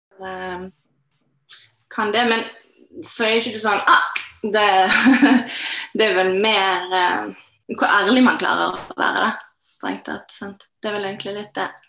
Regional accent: Norway; jeg vokste opp i Norge

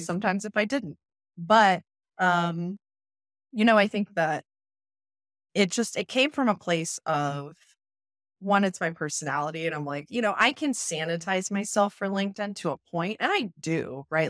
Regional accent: Las Vegas, Nevada, United States; I come from Vegas

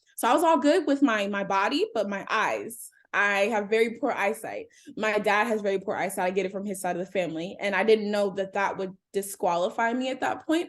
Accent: Cincinnati, Ohio, United States; I am a native of Cincinnati, Ohio. I grew up in Anderson Township

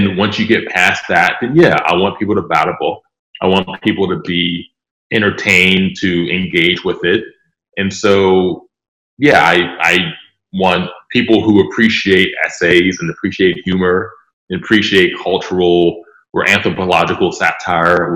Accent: Pittsburgh, Pennsylvania, United States; I'm from Pittsburgh. I still live in Pittsburgh.

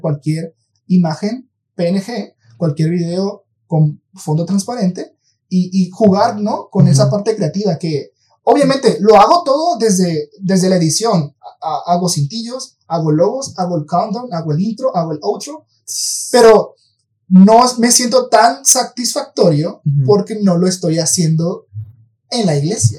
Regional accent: Mexico; somos mexicanos, para los que nos escuchan aquí en México

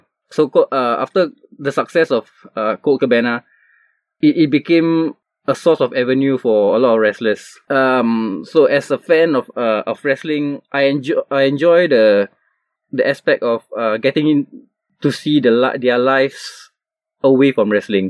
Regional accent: Singapore; as a Singaporean, the way we live our lives

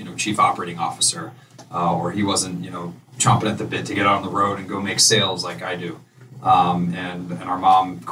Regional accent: New Canaan, Connecticut, United States; also born or lived in Hartford; we grew up in New Canaan, so we know this area.

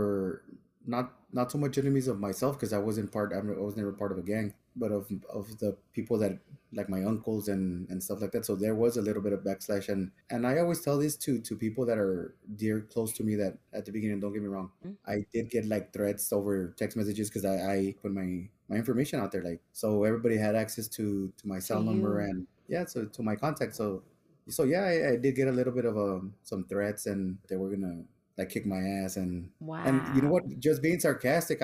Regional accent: El Paso, Texas, United States; growing up in Segundo

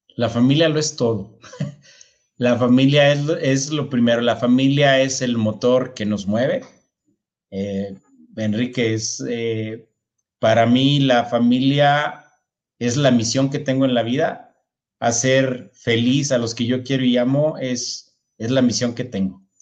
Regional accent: northern Mexico, Mexico; Yo soy del, norte de México

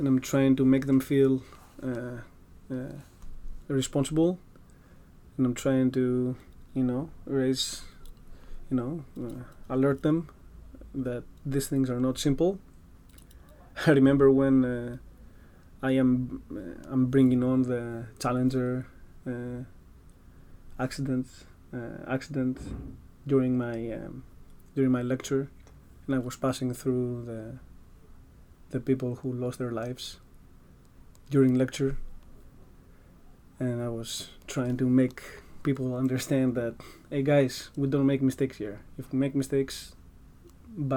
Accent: Greece; accent: Greek; English is a second language; now in United States; my weird Greek accent

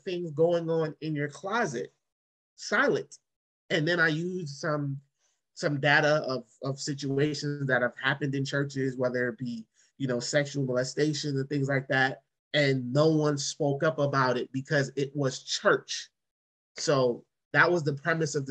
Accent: New York City, New York, United States; growing up in Brooklyn in church

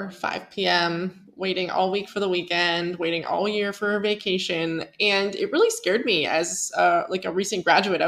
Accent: Pennsylvania, United States; moved away as an adult; growing up in Pennsylvania

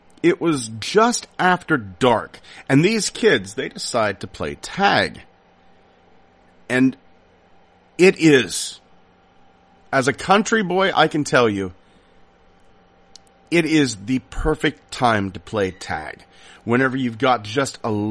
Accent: Salisbury, Pennsylvania, United States; I grew up in Salisbury, Pennsylvania.

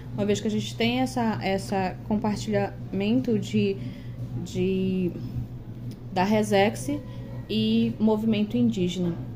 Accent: Aveiro, Pará, Brazil; sou do município de Aveiro

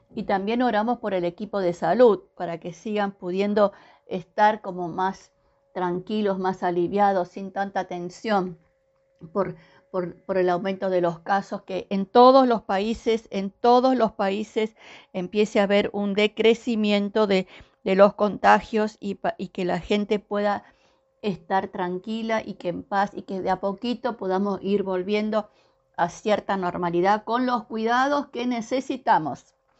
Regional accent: Argentina; nosotros acá en la Argentina

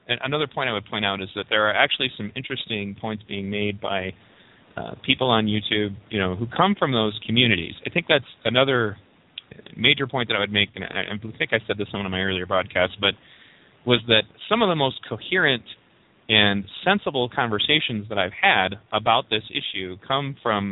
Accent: Pontiac, Michigan, United States; I was a poor white kid growing up in Pontiac

